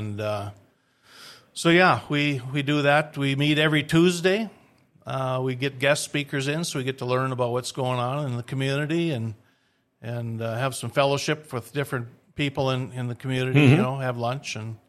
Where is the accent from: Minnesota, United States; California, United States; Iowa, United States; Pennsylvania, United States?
Minnesota, United States; Moorhead; moved away as an adult; also born or lived in Wyoming / Colorado / New Orleans / Fargo; now in Grand Forks, United States; I grew up in Moorhead, Minnesota, down the road